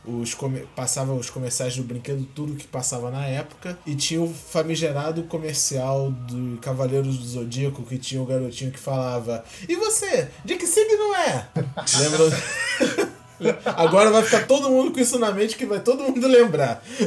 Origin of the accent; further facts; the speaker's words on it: Rio de Janeiro, Brazil; quando eu era pequeno eu morava em Acari e minha vida era praticamente toda em Madureira.